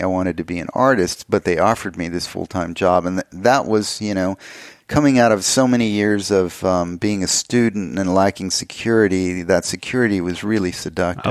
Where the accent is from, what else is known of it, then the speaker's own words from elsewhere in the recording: El Paso, Texas, United States; moved away as an adult; also born or lived in Alamogordo, New Mexico / Austin, Texas / Los Angeles; I grew up in El Paso, Texas. I was born in Alamogordo, New Mexico, which is about 60 miles away.